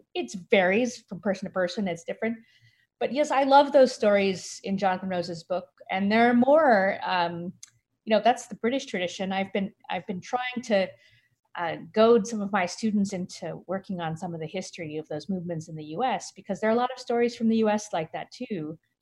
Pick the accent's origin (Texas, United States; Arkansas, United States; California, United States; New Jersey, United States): California, United States; San Francisco; in my hometown, San Francisco, there's a Mechanics Institute library that I went to when I was in high school